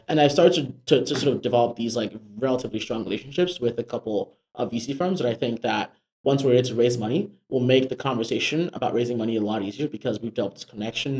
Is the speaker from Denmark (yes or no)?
no; Nigeria; also born or lived in Africa; now in United States; I am a Nigerian immigrant